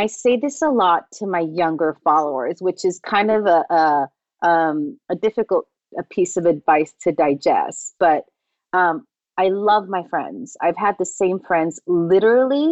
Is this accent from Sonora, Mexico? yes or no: no; Tijuana, Baja California, Mexico; moved away; I wanted something different to what I was exposed to in my hometown of Tijuana.